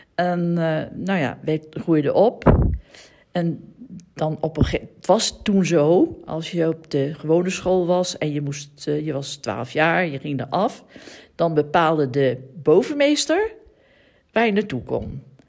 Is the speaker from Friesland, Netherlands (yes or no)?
no; The Hague, South Holland, Netherlands; Ik ben geboren in de Eemstraat in Den Haag.